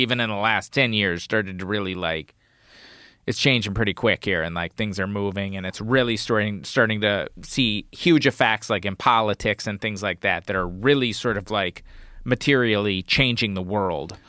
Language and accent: English; United States; growing up in the United States